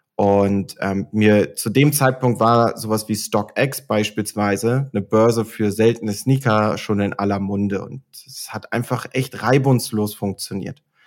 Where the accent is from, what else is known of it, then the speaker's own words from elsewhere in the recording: Oldenburg, Lower Saxony, Germany; now in Munich, Germany; ich bin gebürtiger Oldenburger, ähm, komme also aus dem hohen Norden und lebe heute in München.